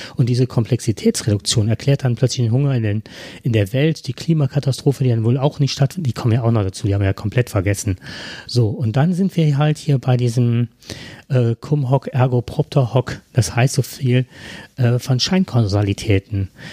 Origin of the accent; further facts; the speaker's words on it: Heinsberg district, North Rhine-Westphalia, Germany; wir kommen ja aus dem Kreis Heinsberg